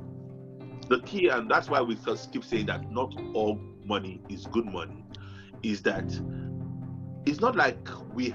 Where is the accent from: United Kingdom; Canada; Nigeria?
Nigeria; coming from Nigeria, now we come from Nigeria